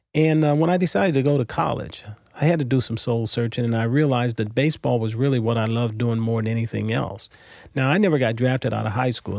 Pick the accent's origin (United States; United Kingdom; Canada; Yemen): United States; Los Angeles, California; moved away as an adult; also born or lived in Mobile, Alabama; now in St. Louis, United States; I was born in Mobile, Alabama, um, December twenty-sixth, nineteen fifty-four. Uh, I moved to L A when I was six years old, so most of my growing up was done in Southern California